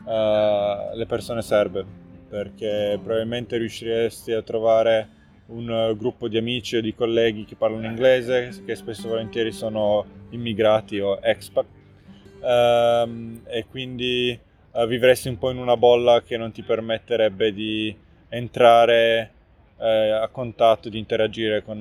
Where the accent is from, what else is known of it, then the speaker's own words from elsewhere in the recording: Turin, Piedmont, Italy; now in Novi Sad, Serbia; ho 32 anni, sono originario di Torino. Ormai vivo da 7 anni qua a Novi Sad eh, con la mia famiglia, mia moglie è serba